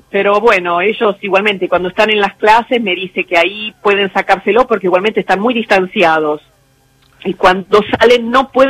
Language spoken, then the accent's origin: Spanish; San Martín, Buenos Aires Province, Argentina; Yo soy de Buenos Aires, nací en San de Buenos Aires, de San Martín.